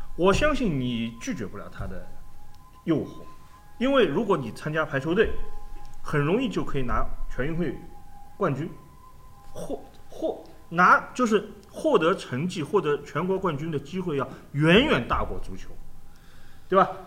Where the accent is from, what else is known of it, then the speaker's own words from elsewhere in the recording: China; 以我们中国人的生活方式，以我们中国的文化来说